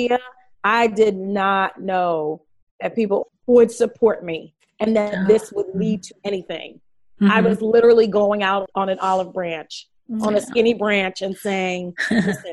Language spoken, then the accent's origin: English; New York City, New York, United States; now in Los Angeles, United States; I'm from Brooklyn, New York.